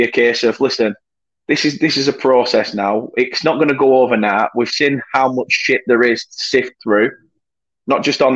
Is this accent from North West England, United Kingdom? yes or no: yes; Burnley, North West England, United Kingdom; I'm from Burnley and I hate going to Burnley. And I only live 10 minutes away from ground